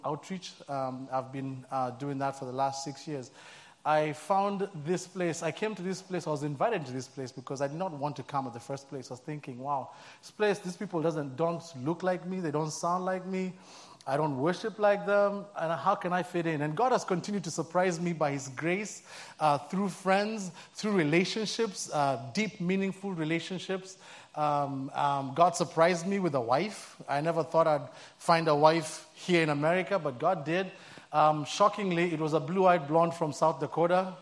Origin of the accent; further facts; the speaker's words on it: Nairobi, Kenya; moved away as an adult; I'm from born and raised in Nairobi, Kenya